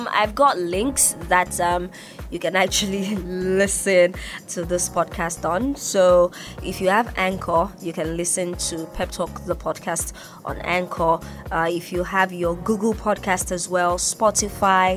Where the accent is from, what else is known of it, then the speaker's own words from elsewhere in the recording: Nigeria; now in Ibadan, Nigeria; I'm Nigerian